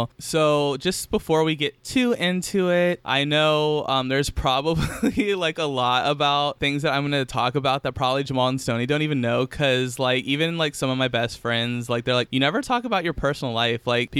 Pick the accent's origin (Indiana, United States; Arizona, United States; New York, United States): Indiana, United States; Elkhart; So I was born in Elkhart, Indiana.